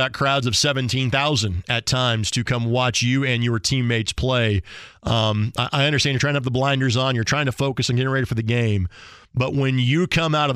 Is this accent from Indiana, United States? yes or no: yes; Lanesville, Indiana, United States; I am from Lanesville, and I am friends with all the Stilger family